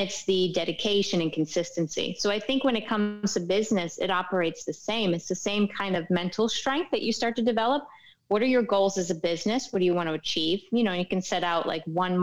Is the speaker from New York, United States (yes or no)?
yes; New York and New England area, United States; now in Miami, United States; I'm from New York and, like, New England area